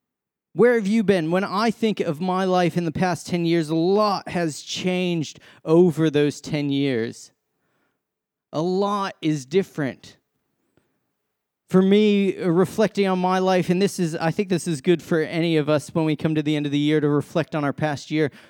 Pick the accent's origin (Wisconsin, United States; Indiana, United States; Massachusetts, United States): Massachusetts, United States; So I came from Massachusetts, love my sports.